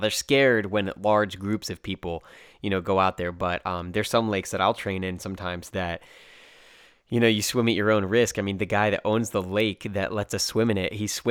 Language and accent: English; Dublin, Leinster, Ireland; also born or lived in United States; I said, oh yeah, I'm from Dublin, you know, I was raised here, grew up in Dublin.